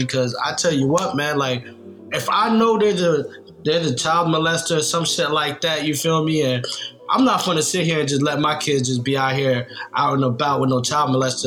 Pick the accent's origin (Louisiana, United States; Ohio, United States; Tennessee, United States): Tennessee, United States; Nashville; I grew up in Nashville, Tennessee